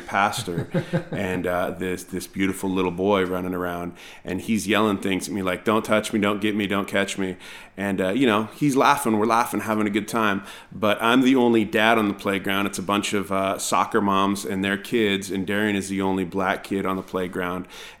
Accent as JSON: {"language": "English", "region": "California", "country": "United States", "tie": "born or raised there", "said": "I grew up in the Bay Area of California, and so a lot of my friends, I have very diverse friends"}